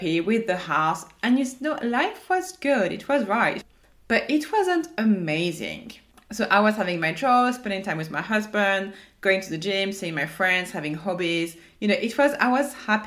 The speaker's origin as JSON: {"language": "English", "country": "France", "accent": "French", "said": "my French accent"}